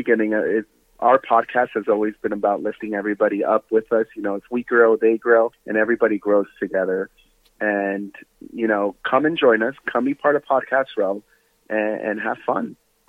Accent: Jamaica; I grew up in Jamaica, so I was like, it felt kind of familiar in a way.

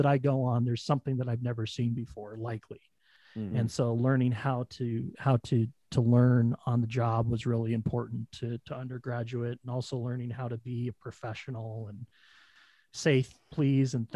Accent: Billings, Montana, United States; moved away as an adult; also born or lived in Sheridan, Wyoming; now in Denver, United States; I grew up in Sheridan, Wyoming, in Billings, Montana

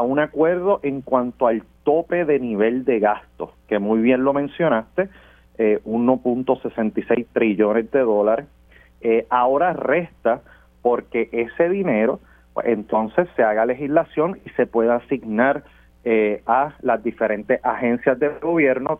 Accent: Puerto Rico; nosotros aquí en Puerto Rico

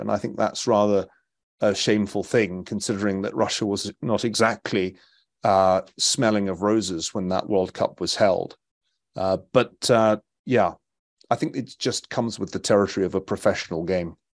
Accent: Scotland, United Kingdom; as a Scotsman

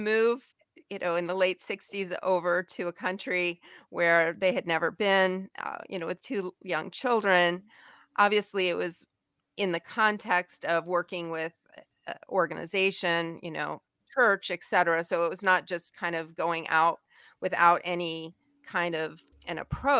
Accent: Taiwan; you know, obviously being a Caucasian American who didn't really speak the language, although I did pick up obviously some, and my parents had studied Chinese

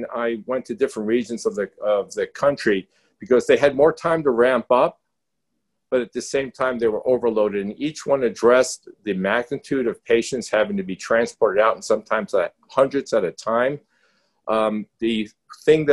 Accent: New York, United States; accent: New York; I'm from New York

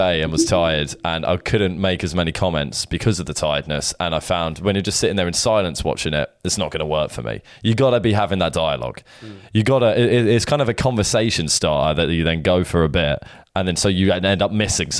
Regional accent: Brighton, South East England, United Kingdom; We're from Brighton.

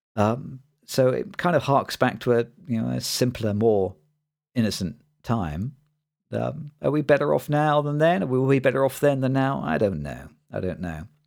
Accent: East Midlands, United Kingdom; bit of a nerdy kid growing up in the East Midlands in the U K

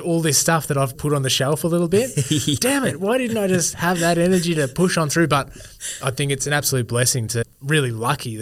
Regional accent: Eaglehawk, Victoria, Australia; I grew up in Eagle Hawk

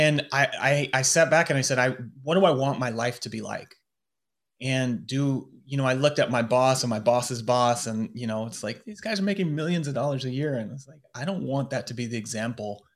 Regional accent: United States; moved away as an adult; now in London, United Kingdom; I'm in London as an American

